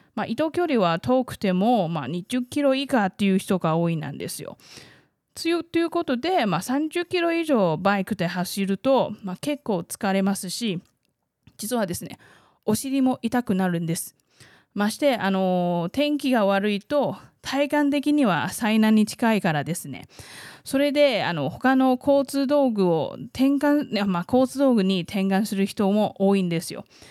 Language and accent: Japanese; southern Taiwan, Taiwan; Japanese is a second language; also born or lived in Taipei; 台湾生まれ台湾育ちの